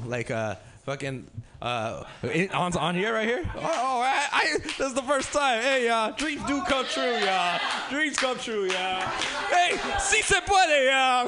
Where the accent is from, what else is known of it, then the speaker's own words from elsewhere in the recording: Los Angeles, California, United States; I grew up in South Central, so uh, I'm in LA myself